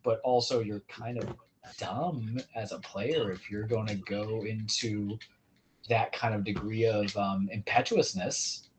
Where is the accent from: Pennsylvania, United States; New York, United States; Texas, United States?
New York, United States; New York City; I'm from Queens.